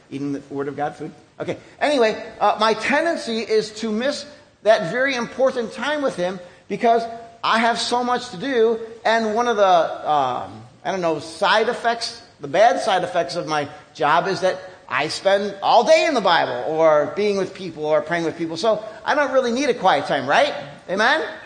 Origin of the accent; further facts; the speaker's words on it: United States; even as an American